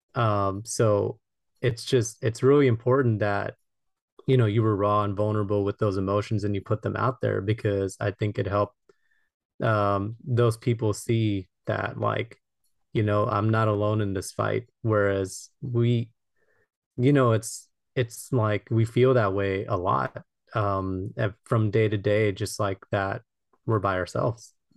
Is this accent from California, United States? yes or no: yes; Los Angeles, California, United States; I'm from Los Angeles, California